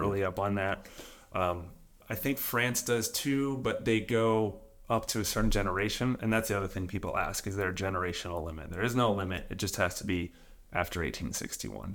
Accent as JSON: {"language": "English", "area": "just outside of Atlanta", "region": "Georgia", "country": "United States", "tie": "born or raised there", "moved": "as an adult", "lives_now": "Italy", "said": "I'm from just outside of Atlanta, Georgia, in the U S."}